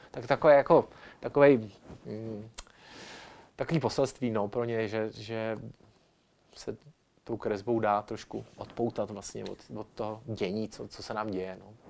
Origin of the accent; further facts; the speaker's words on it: Ostrava, Moravian-Silesian Region, Czechia; jako Ostravák